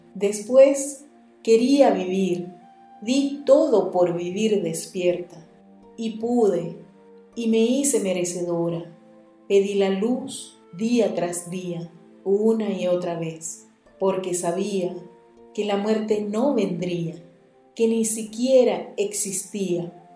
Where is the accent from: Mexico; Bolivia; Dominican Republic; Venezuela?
Venezuela; el poeta de mi tierra